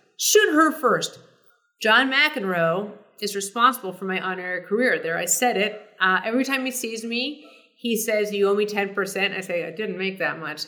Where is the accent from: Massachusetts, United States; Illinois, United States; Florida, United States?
Massachusetts, United States; Boston; moved away as an adult; also born or lived in New York City; I grew up in Boston